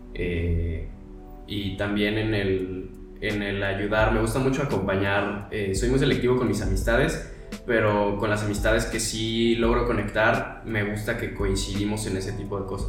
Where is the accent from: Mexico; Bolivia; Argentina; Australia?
Mexico; Guadalajara, Jalisco; moved away as an adult; now in Mexico City, Mexico; soy de Guadalajara